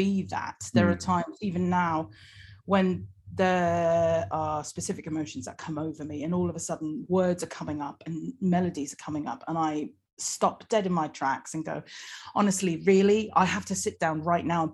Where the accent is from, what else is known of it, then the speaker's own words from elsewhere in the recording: United States; now in London, United Kingdom; I just happen to be born and raised in America, but my parents, my dad's from England, and my mum was from New Zealand.